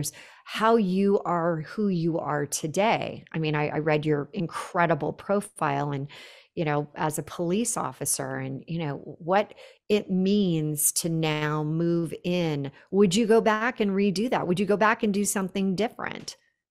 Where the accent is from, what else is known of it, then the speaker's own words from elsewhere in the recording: Silicon Valley, California, United States; I grew up in the Silicon Valley. It was a definitely a man's world.